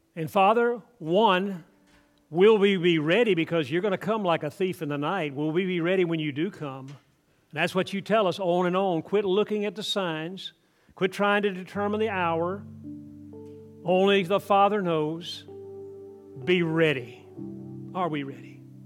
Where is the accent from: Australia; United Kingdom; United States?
United States; Atlanta, Georgia; I grew up in Atlanta, Georgia. I grew up in city, big city